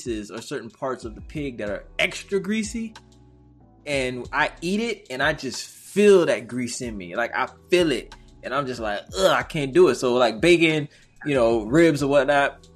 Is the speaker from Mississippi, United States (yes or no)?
yes; Mississippi, United States; I'm from the South. Mississippi, dirty, deep South.